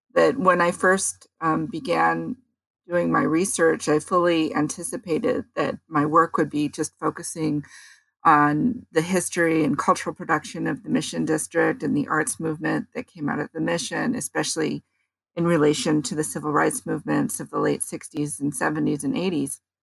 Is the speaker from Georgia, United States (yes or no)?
no; San Francisco, California, United States; also born or lived in Daly City; I grew up in San Francisco